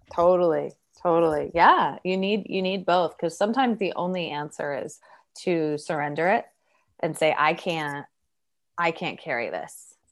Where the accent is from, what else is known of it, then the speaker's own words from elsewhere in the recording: Oregon, United States; I'm from Oregon